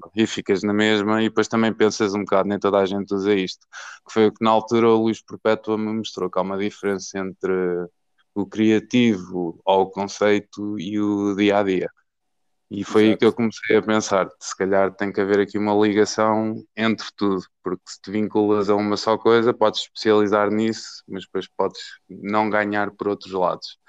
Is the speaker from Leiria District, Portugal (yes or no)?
yes; Marinha Grande, Leiria District, Portugal; moved away as an adult; now in Aveiro, Portugal; natural da Marinha Grande, da Terra do Vidro, certo. e vim para Aveiro para, hum, para a universidade